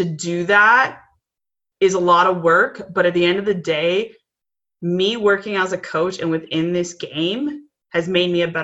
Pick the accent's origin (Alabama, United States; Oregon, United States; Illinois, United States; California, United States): Illinois, United States; Chicago; I grew up in Chicago